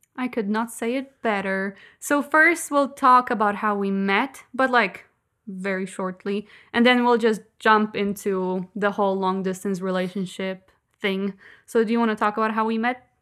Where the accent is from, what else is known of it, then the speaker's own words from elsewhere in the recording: Kołobrzeg, West Pomeranian Voivodeship, Poland; English is a second language; I'm from Kołobrzeg